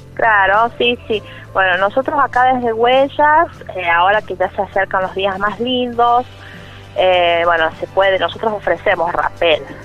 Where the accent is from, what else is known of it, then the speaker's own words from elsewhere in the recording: La Carolina, San Luis, Argentina; mi pueblo